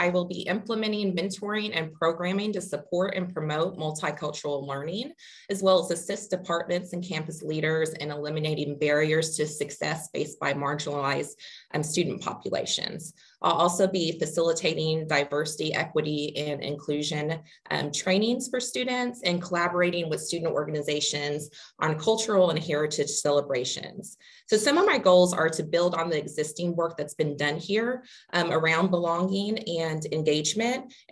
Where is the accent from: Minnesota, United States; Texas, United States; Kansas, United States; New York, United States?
Kansas, United States; Wichita; am originally from Wichita, Kansas, so not far from here. Um, born and raised, I um, completed my bachelor's degree at Wichita State